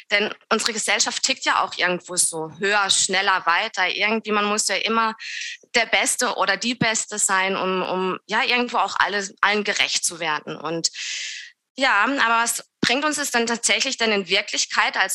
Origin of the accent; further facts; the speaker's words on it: Southern Germany, Germany; accent: Swiss; ich komme aus dem Süden von Deutschland, näher der Schweizer Grenze. Ähm, kann auch ganz sein, dass ich ab und zu mal einen gleichen Schweizer Akzent drinne habe.